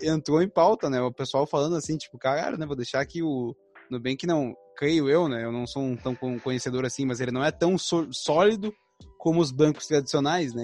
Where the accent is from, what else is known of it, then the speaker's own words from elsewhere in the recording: Novo Hamburgo, Rio Grande do Sul, Brazil; eu tenho vinte e sete, eu sou de Novo Hamburgo, então a gente é aqui do Sul